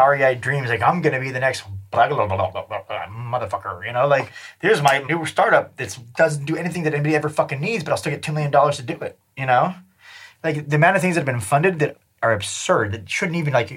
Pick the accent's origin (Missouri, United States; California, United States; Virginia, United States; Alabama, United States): California, United States; San Diego; now in San Francisco, United States; I grew up in a place called University City, and it's east of La Jolla, north of Claremont.